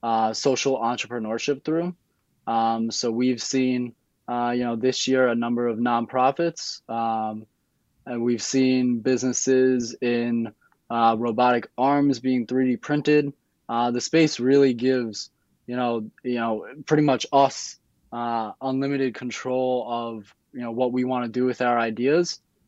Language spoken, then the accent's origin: English; New York City, New York, United States; also born or lived in Manhattan; I grew up in Queens. I've recently moved to the city.